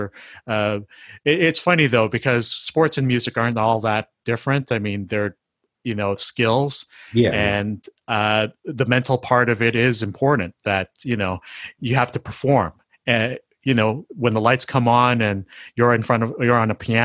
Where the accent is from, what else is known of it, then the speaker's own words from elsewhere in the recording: Canada; I'm Filipino Canadian